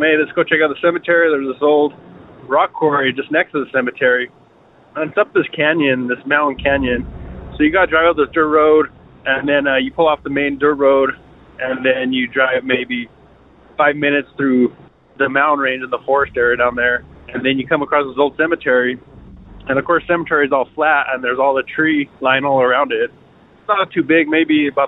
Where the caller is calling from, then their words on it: Denver, Colorado, United States; also born or lived in Trinidad, Colorado; I'm calling from Denver, Colorado.